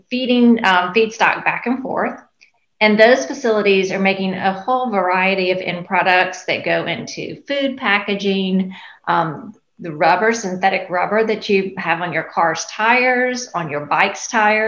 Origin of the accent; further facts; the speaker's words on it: Baton Rouge, Louisiana, United States; I grew up here in Baton Rouge